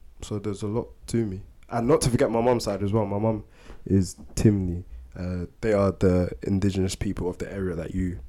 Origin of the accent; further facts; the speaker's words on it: Sierra Leone; I found out that in fact I am Sierra Leonean and Malian, so I hail from Mali as well.